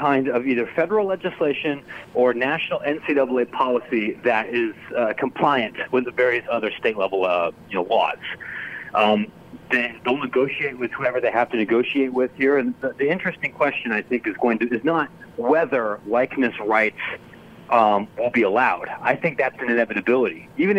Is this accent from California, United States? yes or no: no; Illinois, United States; We have people here in my home state, here of Illinois